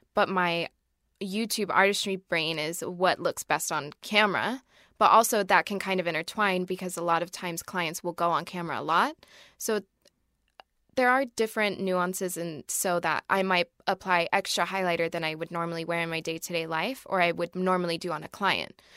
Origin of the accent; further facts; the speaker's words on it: Oregon, United States; I'm from Oregon.